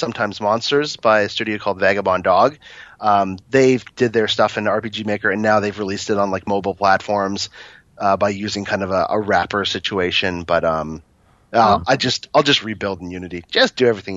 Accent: Toronto, Ontario, Canada; I was born and raised here

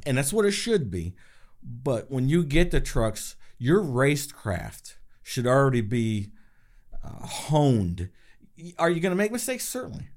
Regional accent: Chemung, New York, United States; also born or lived in Elmira, New York; I was born in Elmira, raised in Chemung

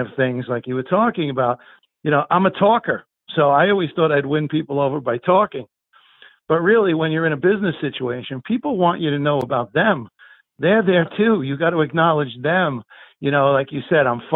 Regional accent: Guttenberg, New Jersey, United States; I grew up in Guttenberg, New Jersey, in Hudson County

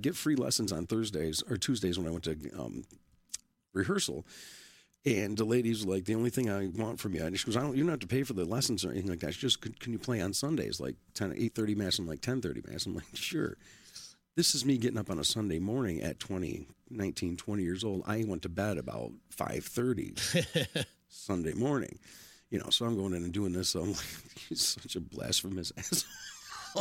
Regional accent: Ilion, New York, United States; I was born and raised in Ilion.

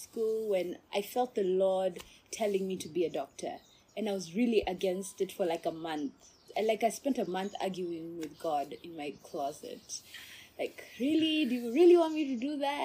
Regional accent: Botswana; accent: not Kenyan; moved away as an adult; also born or lived in Russia; now in Kenya; I was born in Kenya. Okay. My parents are Kenyan. But when I was five, my dad is a civil engineer. So when I was five, my dad applied for a job with the government of Botswana, and he got it

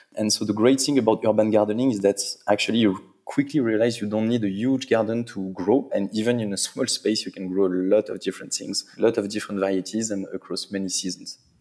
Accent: Paris, Île-de-France, France; I'm from Paris. I'm French

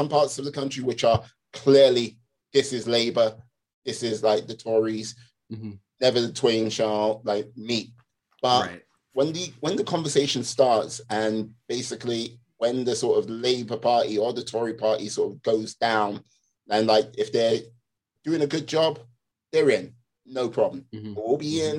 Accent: London, United Kingdom; I'm born and raised a Londoner

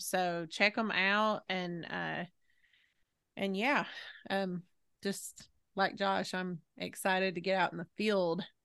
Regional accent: the South, United States; I'm from the South

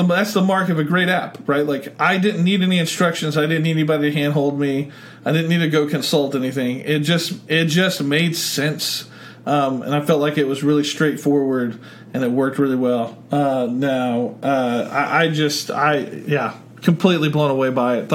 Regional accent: Oklahoma, United States; I'm from Oklahoma

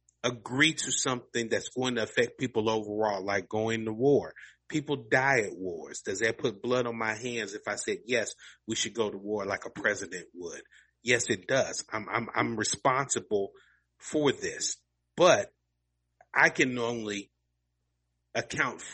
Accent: Louisville, Kentucky, United States; Muhammad Ali grew up in my hometown. I grew up a couple of miles from where his mother lived

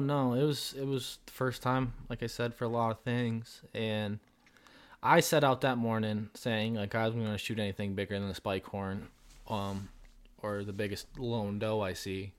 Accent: southern Vermont, United States; also born or lived in Colorado; I'm from Vermont with Isaac. We're both in southern Vermont

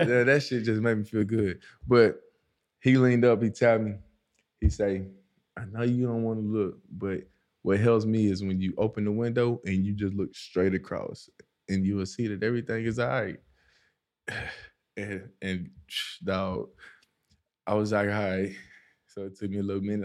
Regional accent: East Texas, United States; moved away as an adult; also born or lived in Dallas, Texas / Minnesota; now in Arizona, United States; So I had left Dallas and went to East Texas uh, for football and that's where I grew up.

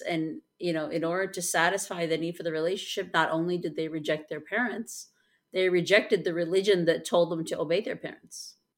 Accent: Chicago, Illinois, United States; I am from Chicago

